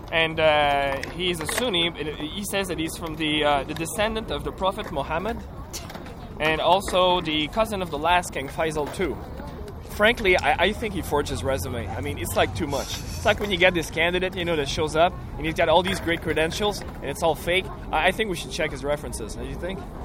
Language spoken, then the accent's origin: English; Canada; I'm Canadian